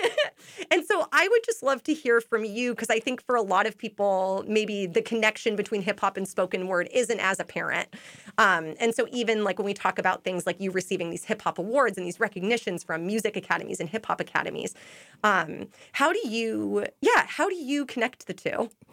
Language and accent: English; Portland, Oregon, United States; moved away as an adult; now in Boston, United States; I'm actually from Portland, Oregon